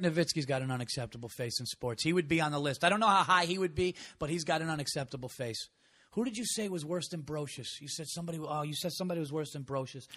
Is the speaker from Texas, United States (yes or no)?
no; New York, United States; I grew up in New York.